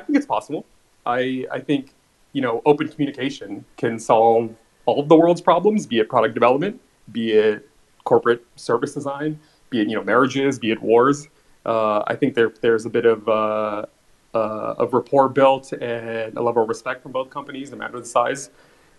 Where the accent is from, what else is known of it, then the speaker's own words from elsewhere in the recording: Los Angeles, California, United States; I grew up in Los Angeles, born and raised